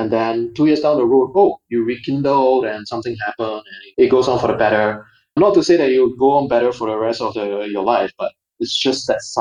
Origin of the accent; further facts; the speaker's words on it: Singapore; growing up in Singapore, it's almost like a bubble of sort